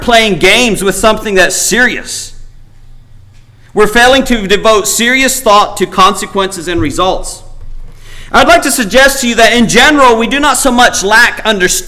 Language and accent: English; Paraguay; moved away; growing up in Paraguay